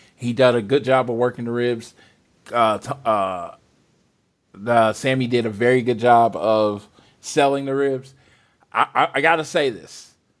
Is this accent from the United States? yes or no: yes; Oklahoma, United States; I'm from Oklahoma